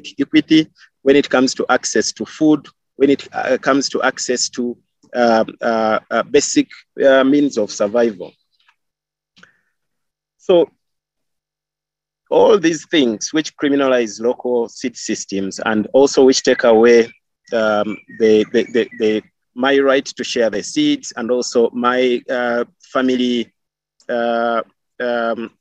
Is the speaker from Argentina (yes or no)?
no; Kenya; I grew up in Kenya and I lived in Kenya with my great grandmother